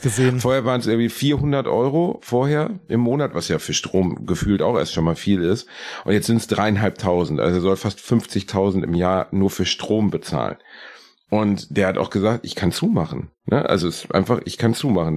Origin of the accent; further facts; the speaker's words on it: Gelsenkirchen, North Rhine-Westphalia, Germany; in dem Stadtteil, in dem ich aufgewachsen bin, in Rotthausen